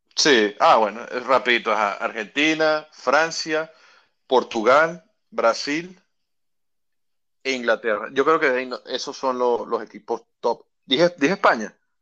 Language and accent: Spanish; Carora, Lara, Venezuela; yo soy de Carora, allá en, en, el estado Lara